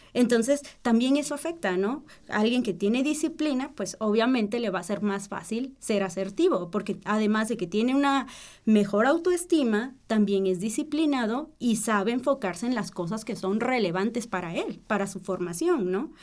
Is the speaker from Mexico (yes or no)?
yes; Mexico; nosotros como mexicanos